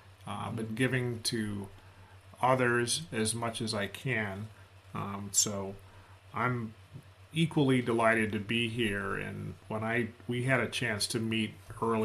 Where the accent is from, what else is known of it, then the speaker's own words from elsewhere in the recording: United States; I'm an American. I'm a Black American